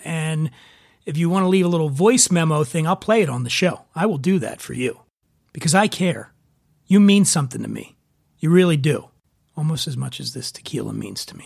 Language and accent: English; Philadelphia, Pennsylvania, United States; Philly, I grew up in Frankfurt